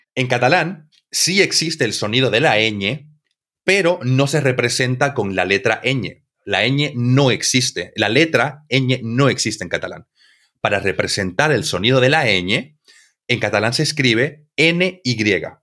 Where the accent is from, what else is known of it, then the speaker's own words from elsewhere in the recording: Santa Cruz de la Sierra, Santa Cruz, Bolivia; yo vengo de Santa Cruz, eh, que está en Bolivia